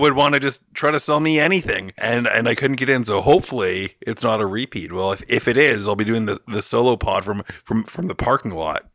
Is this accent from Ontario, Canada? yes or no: yes; Toronto, Ontario, Canada; We're in Toronto, my hometown